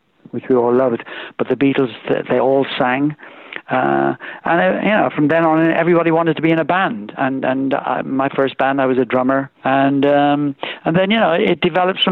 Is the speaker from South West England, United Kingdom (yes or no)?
yes; Swindon, South West England, United Kingdom; accent: Irish brogue; also born or lived in Ireland; We left when I was just 7 years old